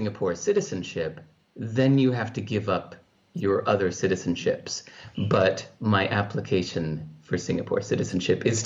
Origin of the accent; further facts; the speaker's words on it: California, United States; the culture I grew up in California